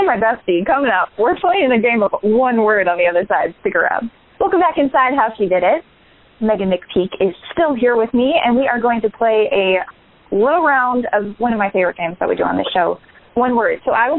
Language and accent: English; suburbs of Illinois, United States; Because I'm from the suburbs of Illinois